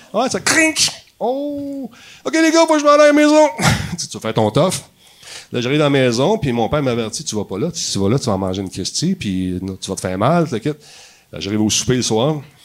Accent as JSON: {"language": "French", "town": "Montreal", "region": "Quebec", "country": "Canada", "tie": "born or raised there", "said": "je viens de Ville-la-Salle"}